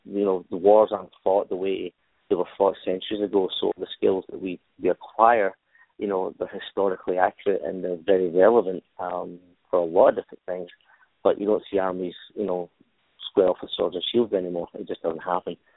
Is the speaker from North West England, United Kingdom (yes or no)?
no; Glasgow, Scotland, United Kingdom; moved away as an adult; Originally, I'm from Glasgow, Scotland. I was born born in Glasgow, which is a, a working class city, one of the sort of three big cities in, in Scotland. Uh, I was born there, raised there